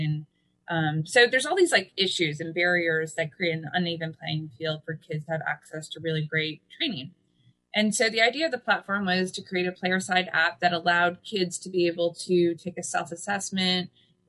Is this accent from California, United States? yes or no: no; Pennsylvania, United States; now in Kansas City, United States; I'm originally from the East Coast, originally from Pennsylvania